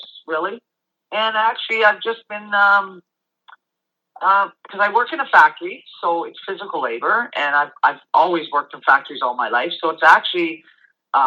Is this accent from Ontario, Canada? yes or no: yes; Hamilton, Ontario, Canada; I have lived in Canada all my life, so Hamilton, Ontario.